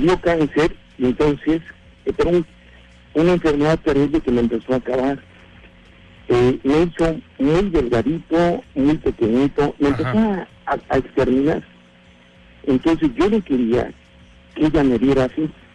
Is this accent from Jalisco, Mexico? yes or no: no; Mexico City, Mexico; moved away; also born or lived in Guadalajara; yo soy de la Ciudad de México